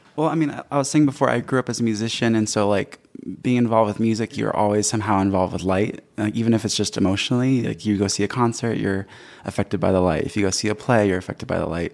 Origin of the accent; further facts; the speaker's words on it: Los Angeles, California, United States; I grew up in Los Angeles